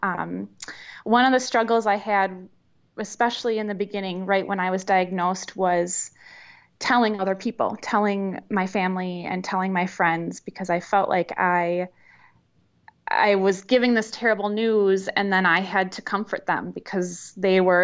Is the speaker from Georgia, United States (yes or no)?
no; Verona, Wisconsin, United States; also born or lived in Milwaukee, Wisconsin; I grew up actually in the Madison area, a little suburb outside of Madison in Verona